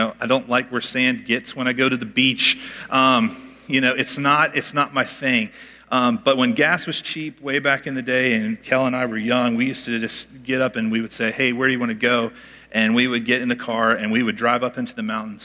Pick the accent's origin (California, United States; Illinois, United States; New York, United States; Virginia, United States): Virginia, United States; Richmond; moved away; I grew up in Richmond, Virginia. I love my hometown